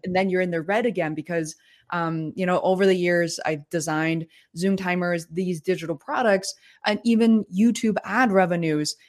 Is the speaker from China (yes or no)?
yes; China; born or raised there; English is a second language; moved away